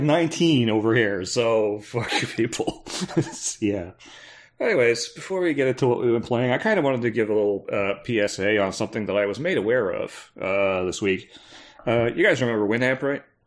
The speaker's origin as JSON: {"language": "English", "country": "Canada", "said": "I'm Canadian, I'm supposed to be used to it"}